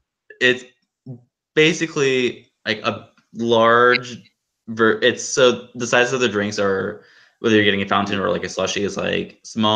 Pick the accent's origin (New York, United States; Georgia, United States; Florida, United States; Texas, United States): Georgia, United States; Atlanta; I'm from Atlanta